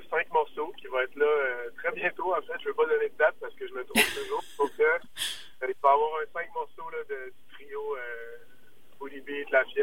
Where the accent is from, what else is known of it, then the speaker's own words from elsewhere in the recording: Quebec City, Quebec, Canada; ça va faire bientôt euh, un an que j'habite euh, fièrement le beau Limoilou. mais on est, on est, tous des gars de la région de Québec. En fait, on a grandi à Montcalm, euh, on a grandi à Saint-Augustin, puis on se retrouve tous habités en ce moment au centre-ville.